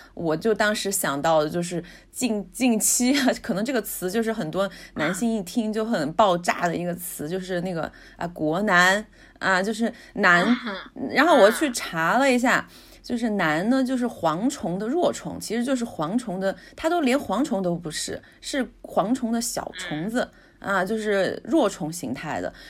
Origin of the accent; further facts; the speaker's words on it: China; 我们中国人喜欢用的剑